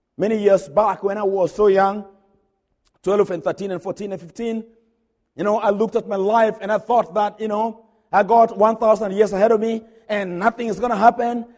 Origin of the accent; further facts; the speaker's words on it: Kenya; now in Hodgenville, United States; I'm a Kenyan